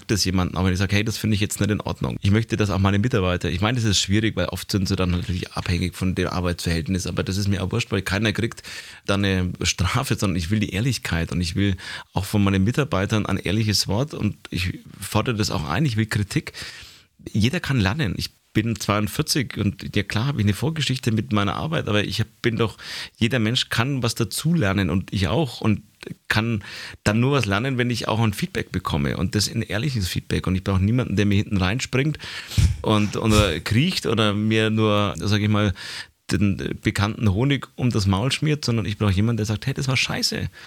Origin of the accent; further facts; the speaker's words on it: Nuremberg, Bavaria, Germany; Ich bin in Nürnberg geboren, war aber bis zur Mitte der vierten Klasse war ich, äh, bin ich bei meinen Eltern aufgewachsen.